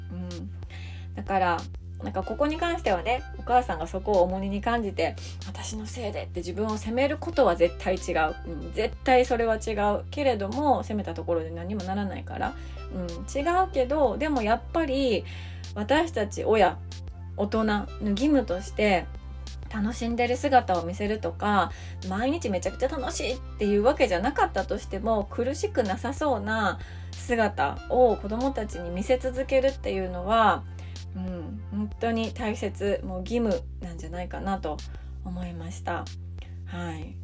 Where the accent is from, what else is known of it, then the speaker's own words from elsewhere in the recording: Japan; also born or lived in United States; 田舎の地元だったので